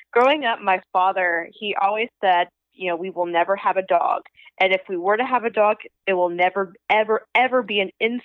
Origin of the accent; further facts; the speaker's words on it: Panama City, Florida, United States; also born or lived in Georgia; Born and raised in Panama City, Florida. So I grew up in the spring break capital of the world